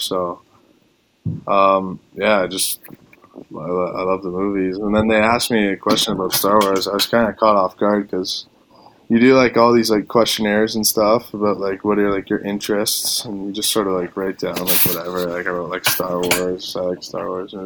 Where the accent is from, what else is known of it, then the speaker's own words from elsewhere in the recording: Toronto, Ontario, Canada; now in Windsor, Canada; I was from Toronto